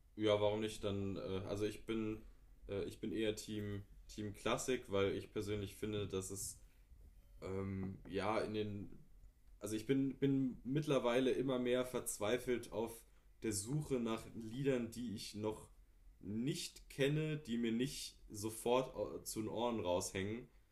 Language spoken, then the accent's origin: German; Wiesbaden, Hesse, Germany; Ich bin aber auch in der Gegend hier groß geworden in Nordenstadt